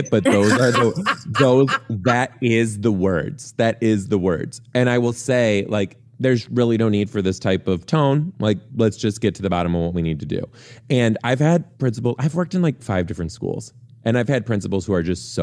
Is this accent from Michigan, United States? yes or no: yes; Detroit, Michigan, United States; I am from Detroit